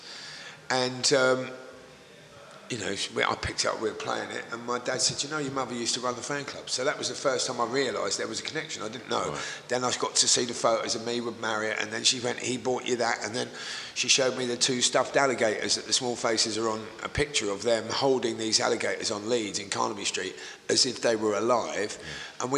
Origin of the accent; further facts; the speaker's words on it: Woodford, London, United Kingdom; also born or lived in Leytonstone; I was born in Woodford. I was actually born in Leytonstone, but I spent my early life in Woodford.